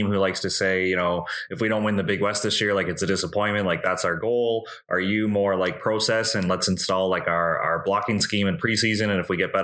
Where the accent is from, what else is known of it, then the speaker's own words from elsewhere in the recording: Canada; as a Canadian